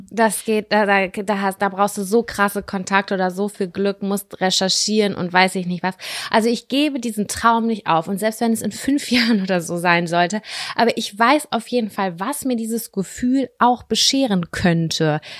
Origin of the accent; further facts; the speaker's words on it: Lübbecke, North Rhine-Westphalia, Germany; wir sind in Lübbecke groß geworden. Ich bin Großteil auch in Nettelstedt groß geworden.